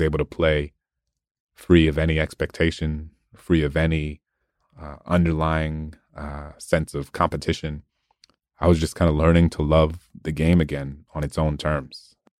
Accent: New Orleans, Louisiana, United States; Hurricane Katrina had uh, swept across my hometown. Um, eighty percent of New Orleans was underwater

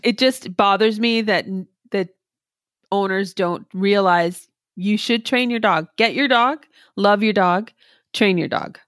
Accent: Canada; as a Canadian

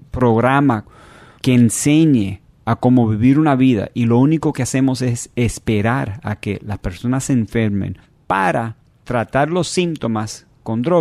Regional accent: Miami, Florida, United States; born there; Yo nací aquí en Miami.

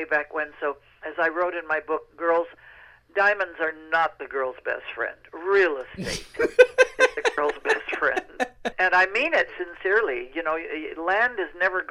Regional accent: United States; Being an American, a very proud American

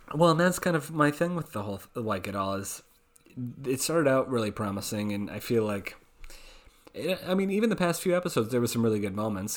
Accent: Oregon, United States; that's my my home state

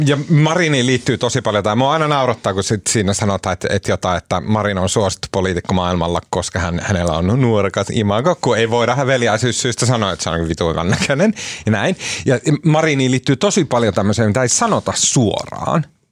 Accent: Oulu, North Ostrobothnia, Finland; mä oon oululainen pottunokka

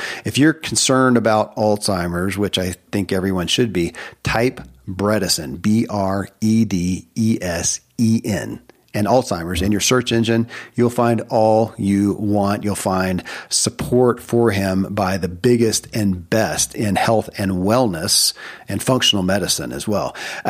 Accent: Kentucky, United States; born or raised there

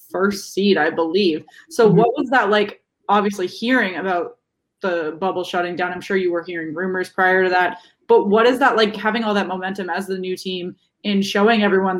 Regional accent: East Coast, United States; we are both from the East Coast in the United States

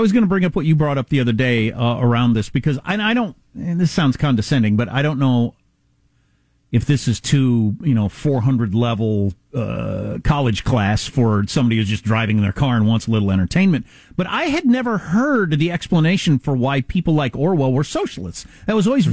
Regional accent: South Dakota, United States; moved away; I'm from South Dakota

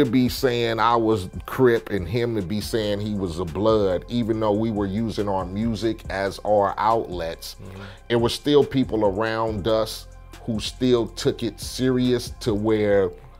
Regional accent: Compton, California, United States; Like I keep telling people, I come from Compton, I gang bang, I did all that.

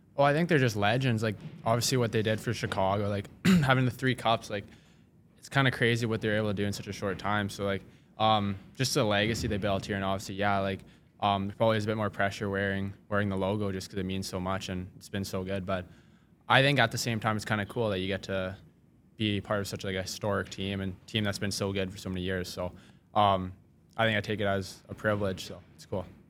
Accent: Saskatoon, Saskatchewan, Canada; I'm from Saskatoon, so country's pretty big there

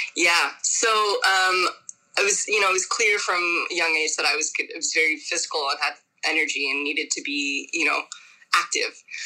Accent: Miami, Florida, United States; also born or lived in Santo Domingo, Dominican Republic; now in New York City, United States; I grew up in Miami, Florida originally. I was born in Santo Domingo, Dominican Republic.

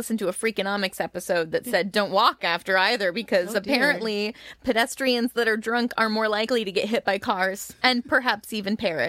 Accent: Illinois, United States; accent: Illinois; moved away; My little Illinois accent comes out.

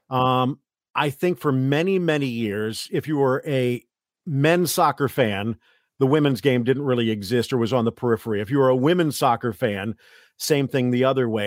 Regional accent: South Florida, United States; also born or lived in Santa Monica, California; where I grew up in South Florida

